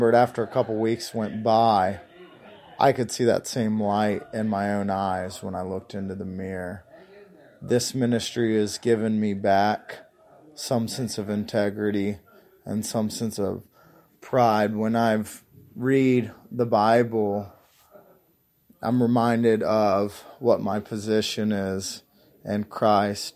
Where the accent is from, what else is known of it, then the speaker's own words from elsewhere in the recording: Union, Kentucky, United States; I'm from Union, Kentucky